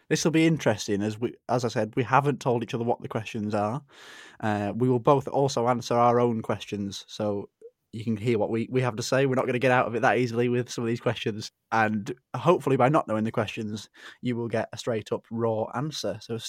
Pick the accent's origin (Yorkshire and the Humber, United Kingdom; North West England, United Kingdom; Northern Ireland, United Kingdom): Yorkshire and the Humber, United Kingdom; Cricket, I'm a Yorkshire boy.